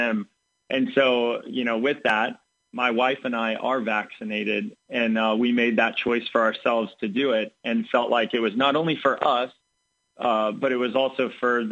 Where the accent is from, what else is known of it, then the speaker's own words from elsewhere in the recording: Central Illinois, United States; I grew up here in Central Illinois